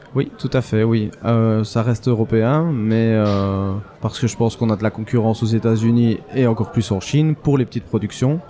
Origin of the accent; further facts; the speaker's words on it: Belgium; je suis belge